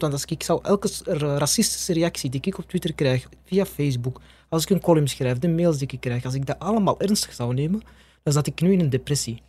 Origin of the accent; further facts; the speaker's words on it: Belgium; ik ben gewoon van België